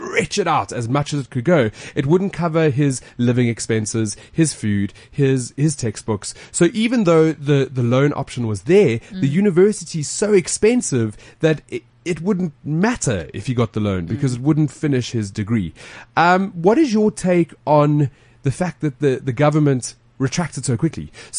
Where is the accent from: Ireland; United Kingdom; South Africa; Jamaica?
South Africa; As a South African, everybody's opinion does matter.